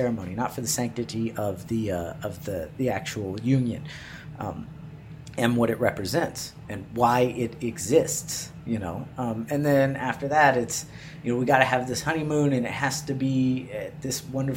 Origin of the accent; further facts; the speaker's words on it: Waco, Texas, United States; moved away; I'm from Waco